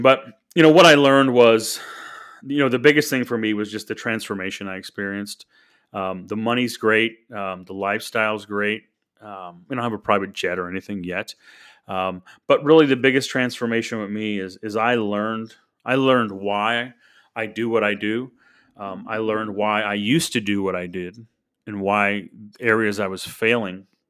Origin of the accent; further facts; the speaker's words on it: St. Louis, Missouri, United States; I grew up in Saint Louis, Missouri. Was born there nineteen seventy-eight